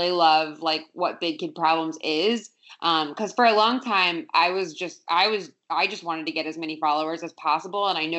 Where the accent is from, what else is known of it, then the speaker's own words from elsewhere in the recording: South Florida, United States; moved away; I grew up in South Florida, beach town.